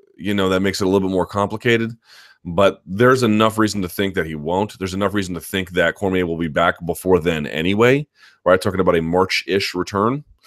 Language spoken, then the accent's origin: English; Washington, District of Columbia, United States; my hometown